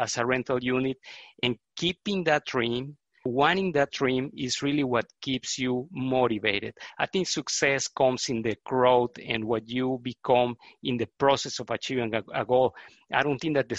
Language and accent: English; Mexico; moved away as an adult; also born or lived in Netherlands / Texas, United States; now in Houston, United States; I was born in Mexico, and I lived in Mexico until 94, and then I came to the United States to get a graduate degree.